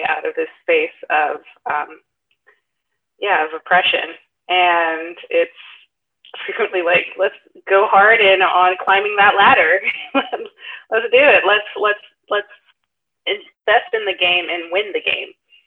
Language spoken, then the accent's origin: English; the South, United States; I grew up in the South as well